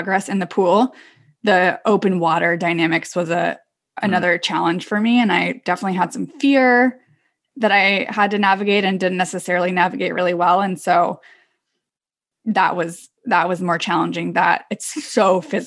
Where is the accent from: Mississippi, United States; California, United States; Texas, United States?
California, United States; Davis; I'm from Davis, California, which is actually where Dave Scott is from